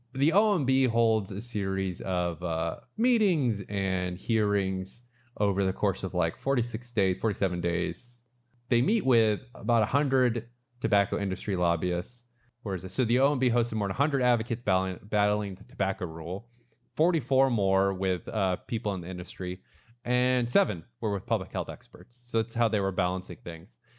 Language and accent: English; Brandon, Florida, United States; moved away; Brandon which is my hometown, which is a suburb of Tampa. That's actually, so that's where I grew up.